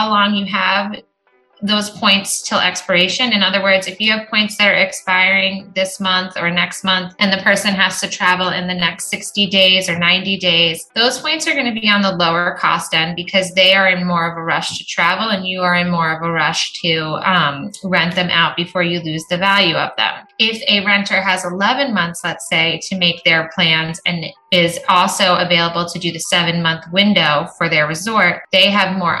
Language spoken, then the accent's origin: English; Arizona, United States; I'm from Arizona